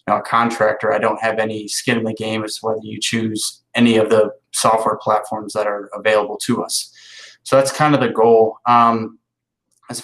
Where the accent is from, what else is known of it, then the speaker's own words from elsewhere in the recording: Ohio, United States; moved away as an adult; now in Southeast, United States; where I grew up in Ohio